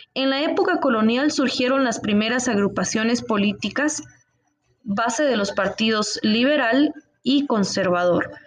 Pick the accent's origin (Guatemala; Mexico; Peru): Guatemala; nos consideramos como ciudadanos guatemaltecos libres